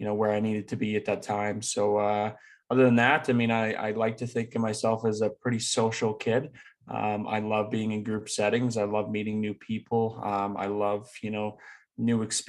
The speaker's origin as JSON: {"language": "English", "town": "Leduc", "region": "Alberta", "country": "Canada", "tie": "born or raised there", "said": "I grew up in Leduc, Alberta, which is just outside Edmonton."}